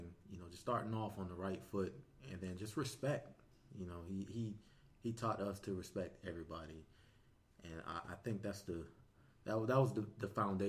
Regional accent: Portsmouth, Virginia, United States; Yes, but originally I'm from Portsmouth, Virginia, right here in the lovely state of Virginia.

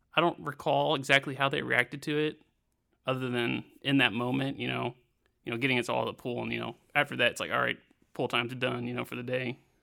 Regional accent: Siloam Springs, Arkansas, United States; My hometown of Silent Springs, Arkansas

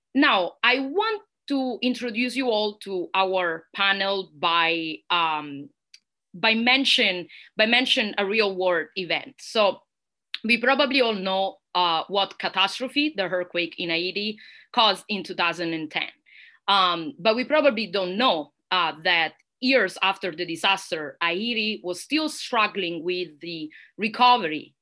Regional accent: Italy; accent: Italian; English is a second language; moved away as an adult; now in United States; Università degli Studi Roma Tre in Italy, which is also my home country and probably you can hear that from my accent

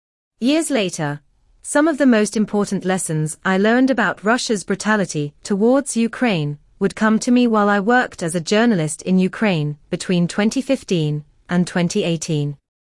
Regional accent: Canada; born there; I was born in Canada to young, immigrant parents who had fled communist Poland in their late teens in search of a better life.

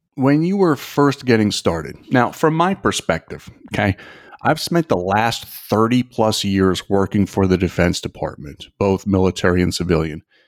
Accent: Toms River, New Jersey, United States; Kelly and I grew up together in Tom's River, New Jersey

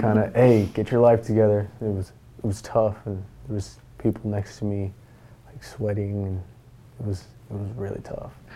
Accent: Moses Lake, Washington, United States; I'm from Moses Lake, Washington

